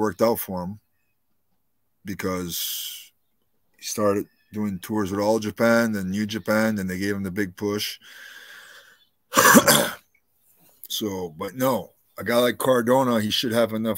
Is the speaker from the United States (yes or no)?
no; Canada; being a Canadian